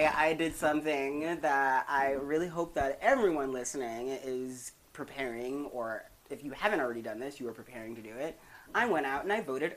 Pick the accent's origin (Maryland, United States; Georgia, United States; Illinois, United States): Maryland, United States; a young black child growing up in Maryland somewhere